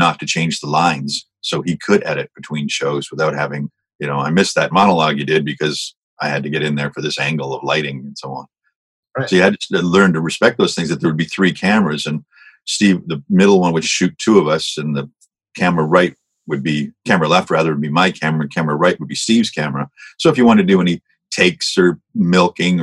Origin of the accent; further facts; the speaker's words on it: Hamilton, Ontario, Canada; I was from Hamilton, so I grew up watching Smith and Smith